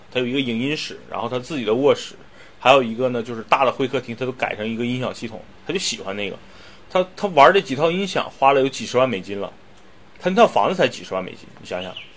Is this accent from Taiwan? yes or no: no; China; 作为中国人是多么的骄傲和自豪